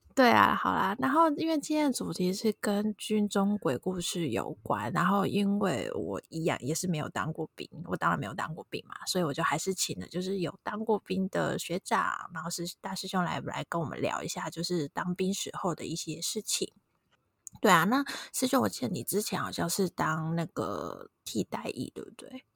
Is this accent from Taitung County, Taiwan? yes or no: no; Tainan, Taiwan; 我们都是台南人